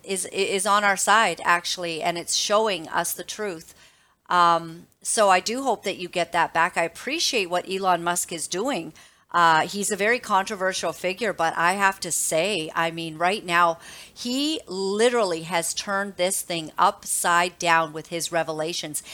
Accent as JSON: {"language": "English", "country": "Canada", "said": "As a mother, as a Canadian"}